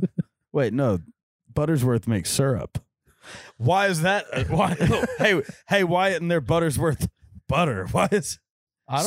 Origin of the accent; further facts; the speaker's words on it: Nashville, Tennessee, United States; growing up in Nashville, it's just so familiar.